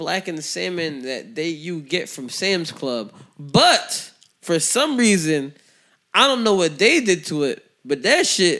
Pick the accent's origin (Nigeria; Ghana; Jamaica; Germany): Jamaica; I'm a Jamaican, so I mean, stuff like that.